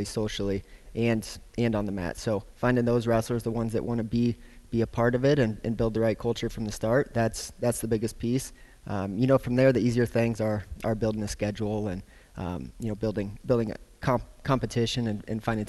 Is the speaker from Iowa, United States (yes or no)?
yes; Marion, Iowa, United States; moved away as an adult; also born or lived in Illinois; now in Hays, United States; I grew up originally in Marion, Iowa